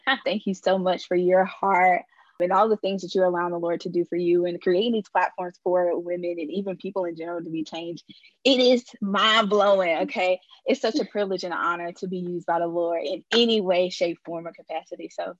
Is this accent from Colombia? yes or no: yes; Colombia; I'm from Colombia. Born and raised here.